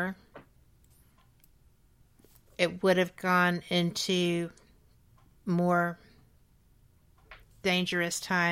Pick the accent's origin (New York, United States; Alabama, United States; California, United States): Alabama, United States; Birmingham; I'm from Birmingham, Alabama. I grew up here in the 60s